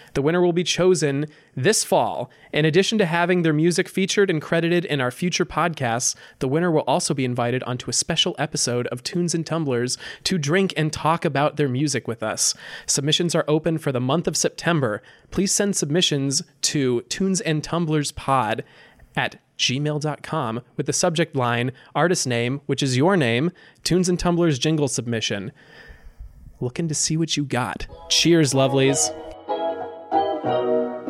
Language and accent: English; Napa Valley, California, United States; moved away; I grew up in Napa Valley